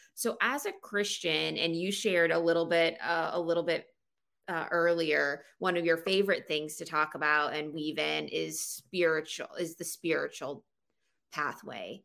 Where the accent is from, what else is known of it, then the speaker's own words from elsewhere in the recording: Florida, United States; moved away as an adult; also born or lived in South Alabama; now in Pennsylvania, United States; I grew up in Florida